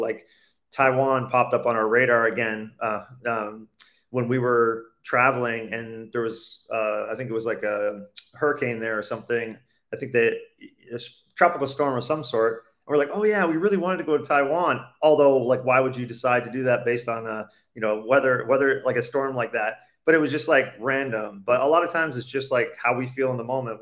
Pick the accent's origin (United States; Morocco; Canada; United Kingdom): Canada; born or raised there; moved away as an adult